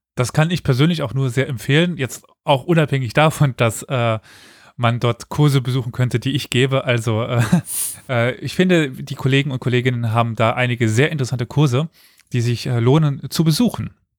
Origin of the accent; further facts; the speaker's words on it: Germany; ich komme aus Deutschland, aus einer Region, wo das nicht das Problem war